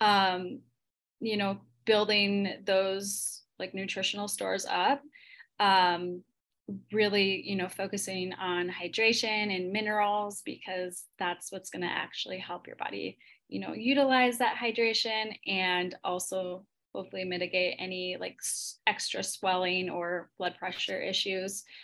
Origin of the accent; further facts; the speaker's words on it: Minnesota, United States; I'm from Minnesota